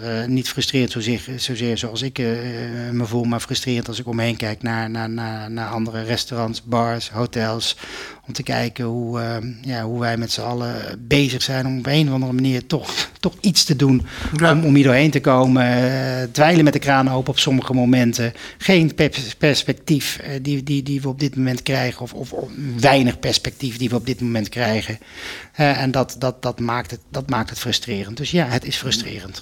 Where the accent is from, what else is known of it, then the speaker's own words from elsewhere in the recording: Netherlands; also born or lived in Spain; als Nederlander